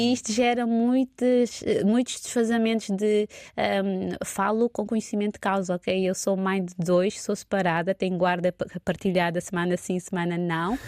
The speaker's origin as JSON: {"language": "Portuguese", "region": "Santo Antão", "country": "Cape Verde", "tie": "born or raised there", "moved": "as an adult", "lives_now": "Lisbon, Portugal", "said": "enquanto cabo-verdiana, nascida em Santo Antão"}